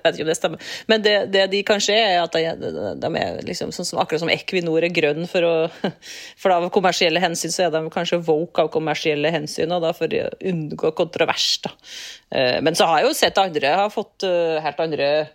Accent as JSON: {"language": "Norwegian", "town": "Rindal", "region": "Trøndelag", "country": "Norway", "tie": "born or raised there", "moved": "yes", "said": "hjemkommunen min Rindal"}